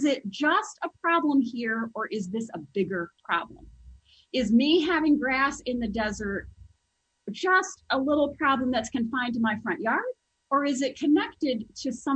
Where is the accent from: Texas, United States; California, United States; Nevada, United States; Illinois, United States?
Nevada, United States; Las Vegas; I was raised in Las Vegas, Nevada.